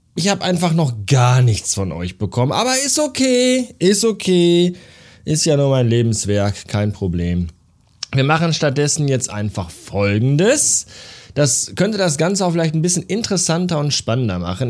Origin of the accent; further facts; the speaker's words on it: Bavaria, Germany; weil ich halt aus Bayern komme